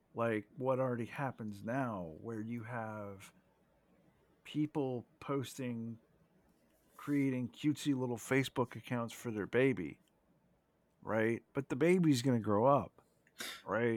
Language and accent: English; United States; as an American, okay, 'cause we're both Americans here